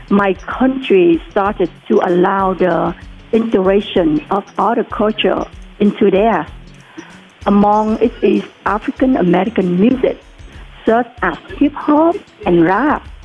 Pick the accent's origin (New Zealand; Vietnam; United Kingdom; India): Vietnam; English is a second language; moved away as an adult; now in United States; I was not born and raised in America. I came to the U.S. and old ways. Therefore, English is my second language.